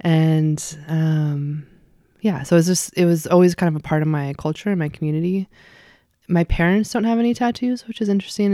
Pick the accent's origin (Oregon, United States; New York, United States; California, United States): Oregon, United States; Eugene; moved away as an adult; also born or lived in Spokane, Washington / Richland, Washington / Camp Sherman, Oregon / Seattle, Washington; Eugene is where I grew up. So from when I was two and a half to, hmm, eighteen.